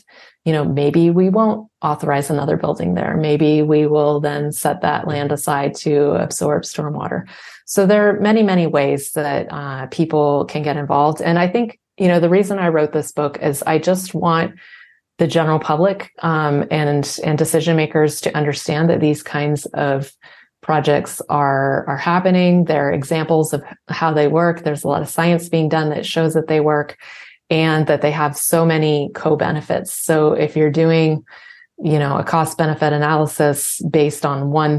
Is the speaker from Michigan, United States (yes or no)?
no; California, United States; I grew up in California